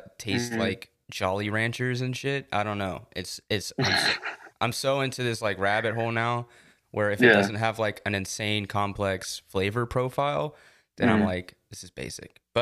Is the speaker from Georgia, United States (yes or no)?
yes; Georgia, United States; moved away; I'm from Georgia